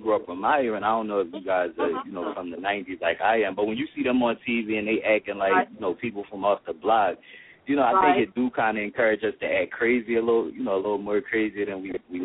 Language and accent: English; Philadelphia, Pennsylvania, United States; I used to be a fighter, you know, growing up in Philly